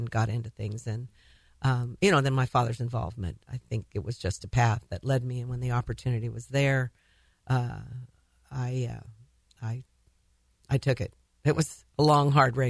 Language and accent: English; Tulare, California, United States; also born or lived in Bakersfield, California / Fresno, California; I was born in Bakersfield. My folks... moved to Tulare. My dad got transferred with a phone company when I was about three